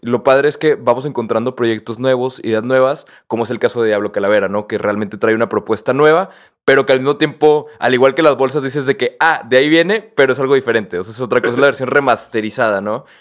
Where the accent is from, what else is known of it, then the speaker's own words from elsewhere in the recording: Mexico; yo nunca me había sentido tan mexicano